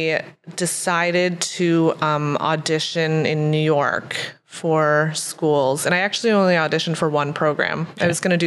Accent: Ottawa, Ontario, Canada; moved away as an adult; I'm from Ottawa. I was born and raised here. I grew up in Bell's Corners

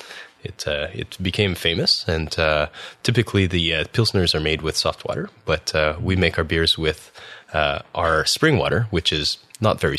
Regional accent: Valley East, northern Ontario, Canada; first language French; English is a second language; moved away as an adult; now in Ottawa, Canada; I'm originally from a small town in northern Ontario called Valterice. And most people don't know where that is. It's north of Sudbury

